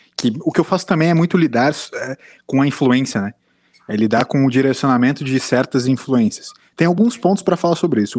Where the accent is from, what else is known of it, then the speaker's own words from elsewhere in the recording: Brazil; como brasileiro